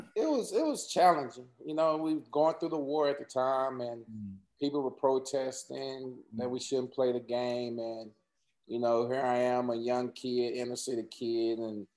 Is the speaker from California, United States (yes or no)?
no; Texas, United States; I didn't want to go to any Texas teams because, you know, I was from Texas and I know I'd be home every weekend